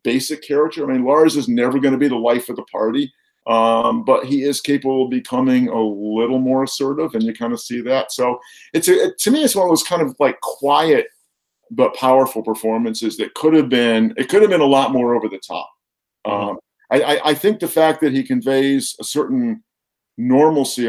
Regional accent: East Coast, United States; now in Minnesota, United States; I'm actually originally from the East Coast

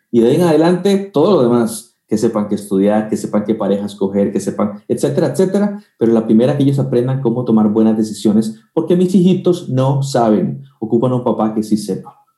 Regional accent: Costa Rica; also born or lived in Guatemala; aunque soy tico y nací en Costa Rica, eh, viví en Guatemala unos tres años y ahí estudié teología

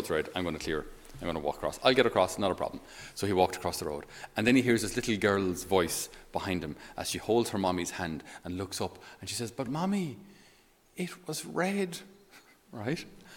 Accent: Ireland; they have a certain expectation of us as Irish. They expect us to be, you know, hard-working Irish Catholics

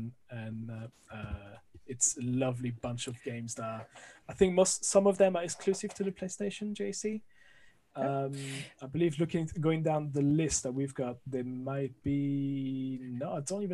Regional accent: France; accent: French; English is a second language; moved away as an adult; now in London, United Kingdom; I'm originally from France, as you can hear from the accent

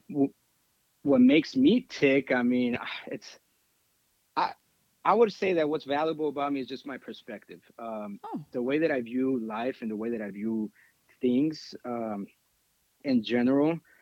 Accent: Texas, United States; we're from Texas over here.

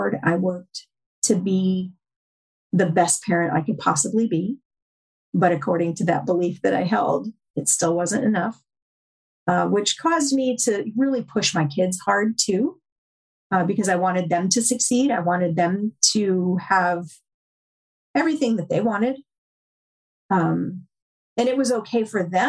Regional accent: upstate New York, United States; also born or lived in Tennessee; I grew up, I was born in Tennessee, but I grew up in upstate New York

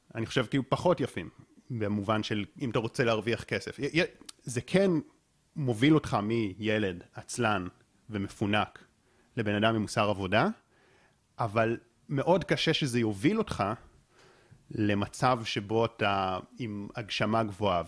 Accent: Israel; אני גם באופן אישי גדלתי בקיבוץ

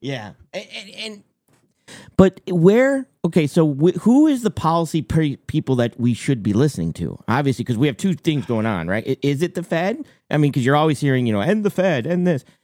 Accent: Maine, United States; I'm from Maine

